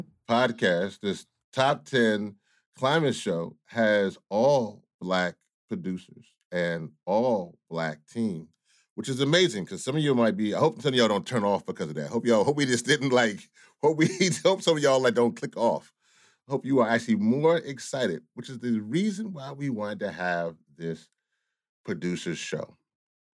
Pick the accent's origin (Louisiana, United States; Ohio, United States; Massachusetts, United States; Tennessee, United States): Louisiana, United States; I'm from Louisiana